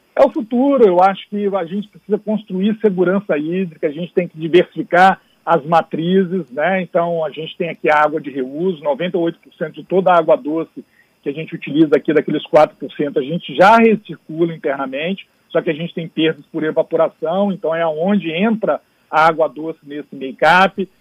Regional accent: Espírito Santo, Brazil; como capixaba, de Espírito Santo

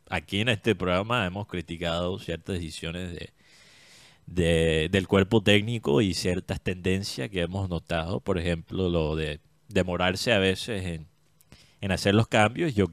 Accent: Colombia; Y para todos nosotros como colombianos.

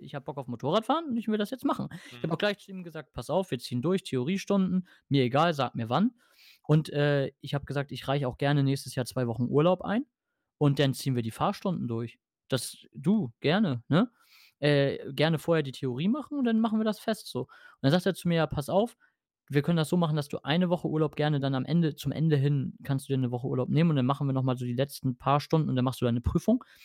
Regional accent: Germany; accent: French; ich bin Deutscher

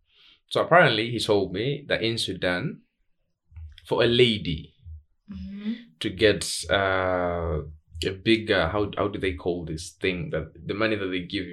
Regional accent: Tanzania; English is a second language; I grew up in Tanzania.

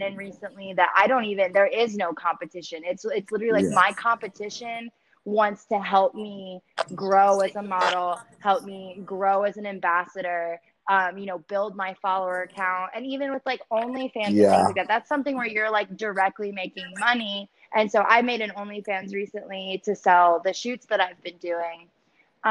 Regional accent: Maryland, United States; moved away as an adult; also born or lived in Baltimore; now in Dallas, United States; I was very heavily invested in music when I was in Baltimore because I'm from Maryland. And I moved here about 3 years ago

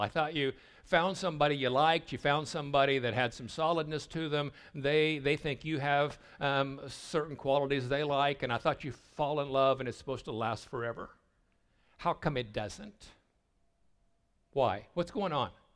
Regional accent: Southwest Missouri, United States; I grew up in Sale Barns in Southwest Missouri

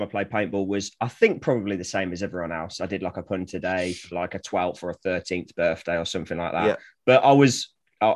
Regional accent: Coventry, West Midlands, United Kingdom; now in Flitwick, United Kingdom; where I'm from originally, I'm from the Midlands. I was born in Coventry, but I live in a small village called Flitwick in Bedfordshire now

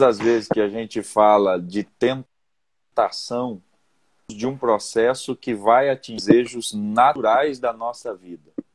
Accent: interior of São Paulo, Brazil; now in Londrina, Brazil; eu sou natural do interior de São Paulo

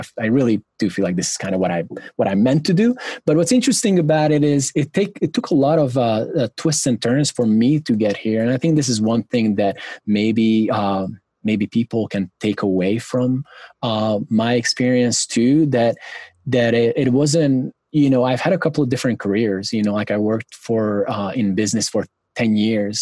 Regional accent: Budapest, Hungary; English is a second language; moved away as an adult; also born or lived in South Carolina, United States / Hawaii, United States; I grew up in Budapest, Hungary, a big, you know, big metropolitan city

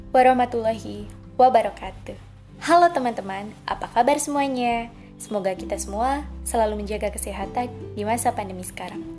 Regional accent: Belitung, South Sumatra, Indonesia; Asal saya dari Belitung, Oku Timur, Sumatera Selatan.

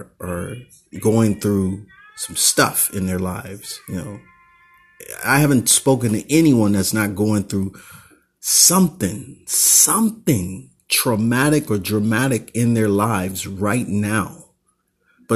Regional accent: Oakland, California, United States

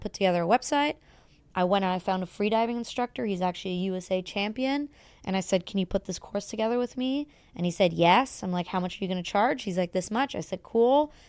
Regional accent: Germany; moved away as an adult; now in Los Angeles, United States; born and raised in Germany

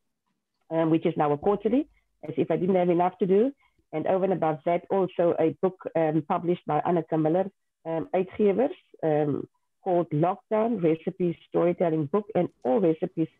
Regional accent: Bonnievale, Western Cape, South Africa; first language Afrikaans; English is a second language; also born or lived in Worcester; I went to high school in Worcester. I'm from Bonnieville originally. So I'm an Afrikaans girl. And so I knew nothing else other than speaking Afrikaans

